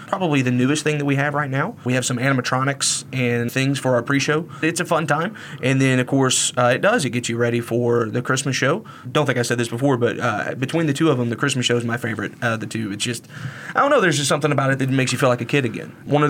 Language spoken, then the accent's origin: English; Tennessee, United States; moved away; I'm from Tennessee, and I'm incredibly biased.